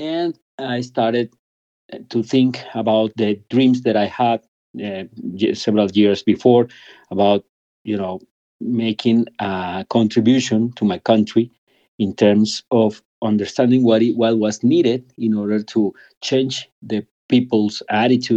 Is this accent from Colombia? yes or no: yes; Bogota, Colombia; also born or lived in United Kingdom; Since I was a kid in Colombia, I was born in Bogota 50 years ago.